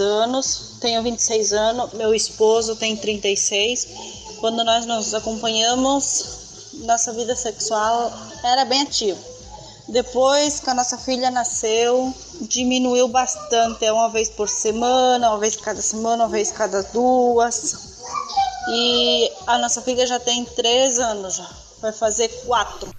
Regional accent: Rio Grande do Sul, Brazil; eu sou do Rio Grande do Sul

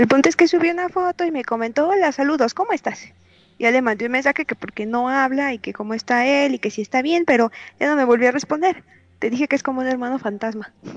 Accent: Reynosa, Tamaulipas, Mexico; moved away; cuando era niña y vivía en Reynosa, Tamaulipas, es en la frontera con Estados Unidos.

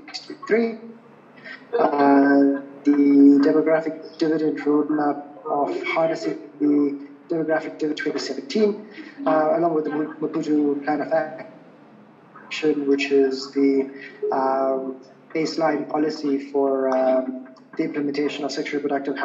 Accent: Durban, KwaZulu-Natal, South Africa; I come from Durban in South Africa.

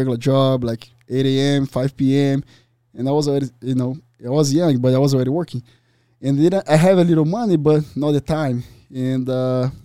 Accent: Rio de Janeiro, Brazil; now in Arizona, United States; I grew up in Tijuca

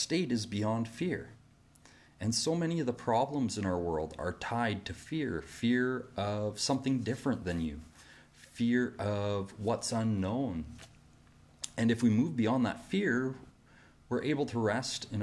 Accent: Canada; Here in my home country of Canada

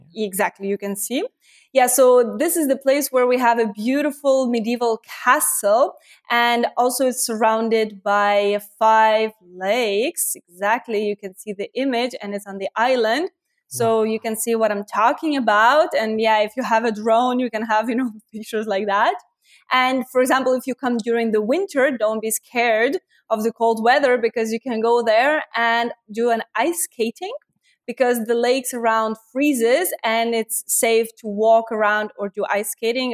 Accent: Lithuania; I'm from Lithuania

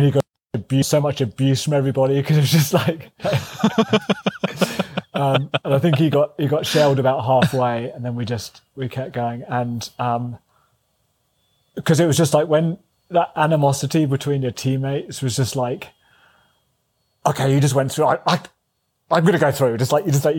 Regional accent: England, United Kingdom; moved away; also born or lived in Eugene, Oregon; I end up being an Englishman

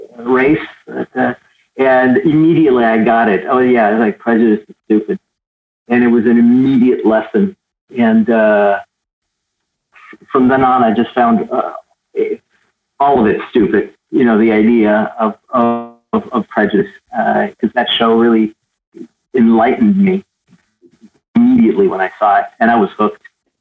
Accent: Santiago, Santiago Metropolitan Region, Chile; moved away; I was born in Chile, in Santiago, Chile, South America. And I would watch Star Trek in black and white in Spanish.

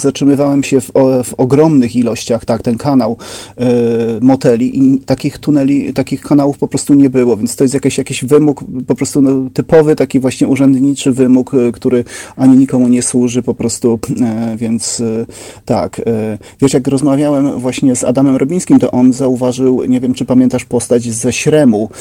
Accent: Szerzyny, Subcarpathian Voivodeship, Poland; moved away as an adult; also born or lived in Trzcinica / Kraków; ja pochodzę z Podkarpacia

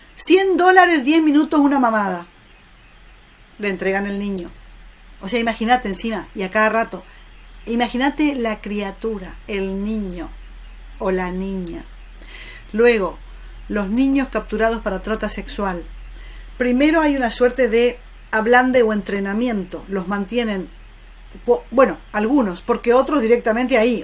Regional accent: Argentina; como argentina

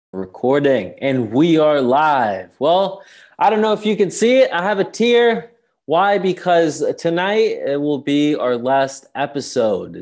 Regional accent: Sicily, Italy; I'm from Sicily

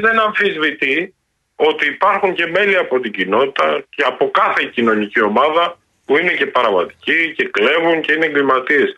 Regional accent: Greece; ζούμε στην πατρίδα μας και είμαστε Έλληνες πολίτες

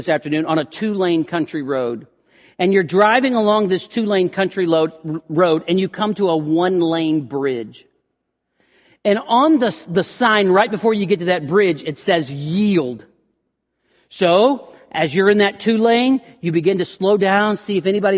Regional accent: the South, United States; growing up in the South

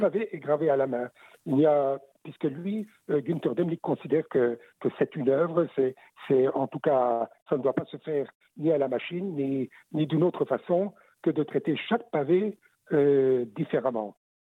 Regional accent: Belgium; chez nous, en Belgique

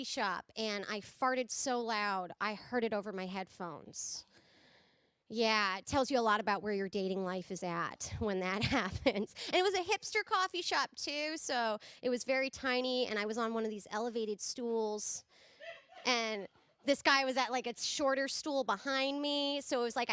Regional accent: California, United States; I'm from California

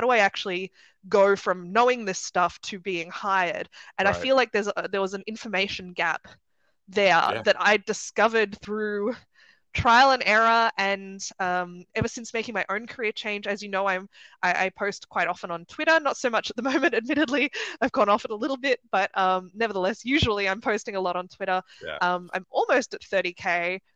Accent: Sydney, New South Wales, Australia; moved away as an adult; now in Germany; I'm from Sydney originally, you might be able to tell from the accent.

